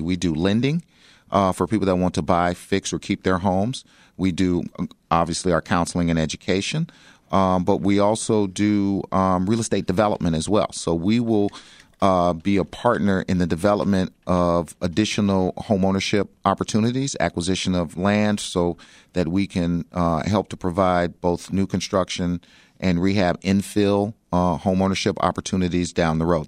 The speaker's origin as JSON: {"language": "English", "town": "Chicago", "region": "Illinois", "country": "United States", "tie": "born or raised there", "said": "I grew up in South Shore."}